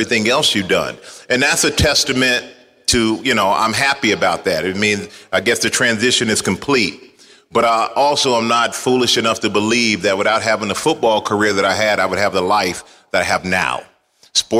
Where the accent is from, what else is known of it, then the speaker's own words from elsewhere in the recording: Houston, Texas, United States; a Houston Oilers fan, being a young boy from Houston